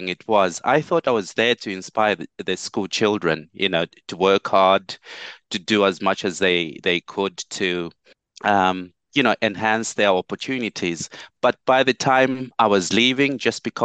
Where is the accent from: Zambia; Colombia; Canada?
Zambia; Kalulushi, Copperbelt Province; now in Stevenage, United Kingdom; Kalulushi, my hometown in Zambia, in Africa.